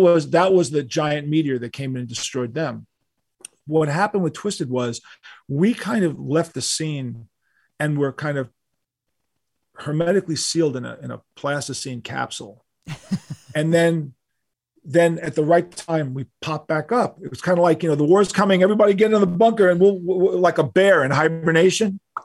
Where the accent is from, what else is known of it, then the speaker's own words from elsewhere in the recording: New York City, New York, United States; we're from New York. You know, all, all of us were born in New York City. I was born in Manhattan